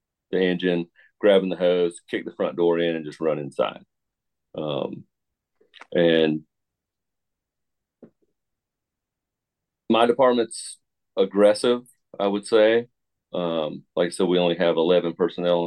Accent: Tucker, Georgia, United States; I grew up in Tucker, Georgia

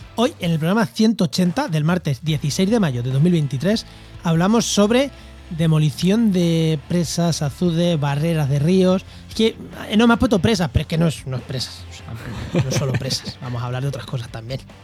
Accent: Albacete, Castilla-La Mancha, Spain; moved away; also born or lived in Jaén; en Albacete, en mi tierra

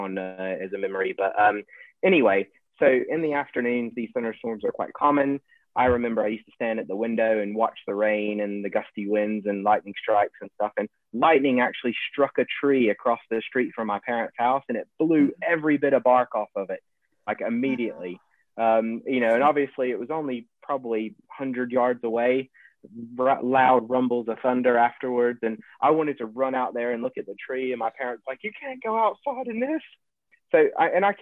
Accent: Beaumont, Texas, United States; moved away; growing up in Southeast Texas

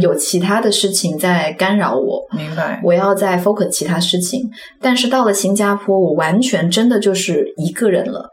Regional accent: Guangzhou, Guangdong, China; moved away as an adult; also born or lived in Hong Kong; now in Singapore; 从一个在广州土生土长跟爸妈一起生活很多年的人

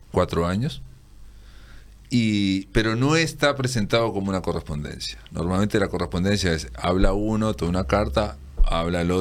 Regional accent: Fray Bentos, Río Negro, Uruguay; yo que soy de Fray Ventos

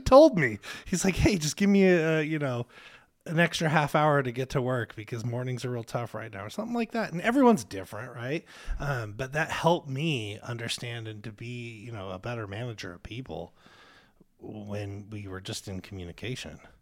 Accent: Spokane, Washington, United States; Spokane's my home

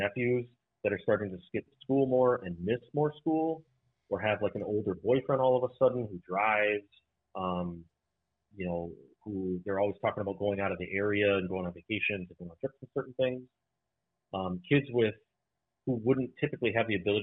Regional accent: Irving, Texas, United States; now in Wisconsin, United States; I grew up in Irving, Texas

